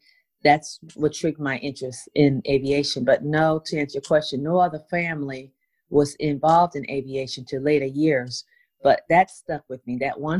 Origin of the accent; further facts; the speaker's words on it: Schenectady, New York, United States; also born or lived in Bermuda / England; So we relocated, and family and I, we went upstate New York. So that's where I did most of my schooling and grew up, upstate New York. In Schenectady, Albany, the capital of New York.